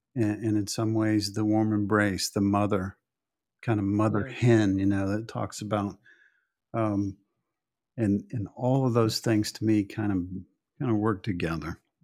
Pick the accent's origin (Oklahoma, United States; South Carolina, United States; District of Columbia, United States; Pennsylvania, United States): Oklahoma, United States; moved away; I came from Oklahoma